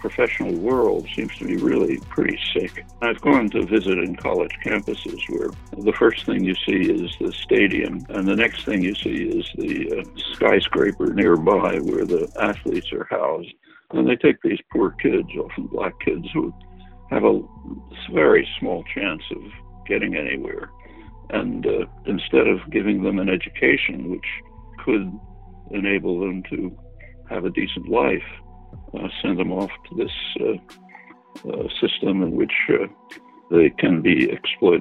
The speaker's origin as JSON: {"language": "English", "town": "Philadelphia", "region": "Pennsylvania", "country": "United States", "tie": "born or raised there", "said": "I grew up in Philly"}